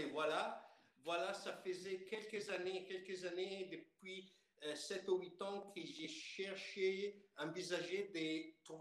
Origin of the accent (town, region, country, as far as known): Piedmont, Italy; born or raised there; French is a second language